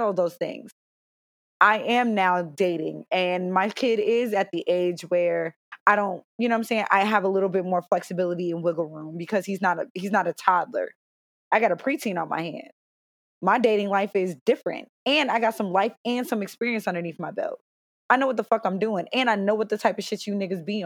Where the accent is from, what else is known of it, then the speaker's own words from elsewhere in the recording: Cincinnati, Ohio, United States; also born or lived in Stamford, Connecticut / Raleigh, North Carolina; I was born in Stamford, Connecticut. I grew up in Cincinnati. We moved here when I was in the second grade